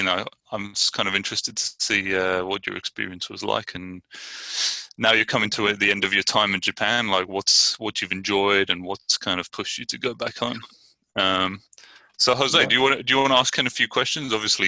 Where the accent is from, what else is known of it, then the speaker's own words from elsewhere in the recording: Brighton, South East England, United Kingdom; now in Richmond, United States; I'm from Brighton, England, and I live in Richmond, California.